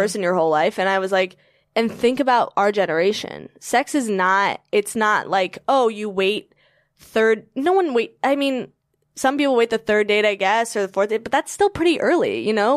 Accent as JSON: {"language": "English", "region": "Virginia", "country": "United States", "said": "I'm from Virginia"}